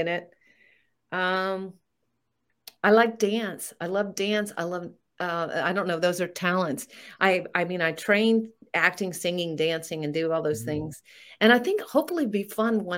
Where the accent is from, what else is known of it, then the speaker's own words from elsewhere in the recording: Florida, United States; where I grew up in Florida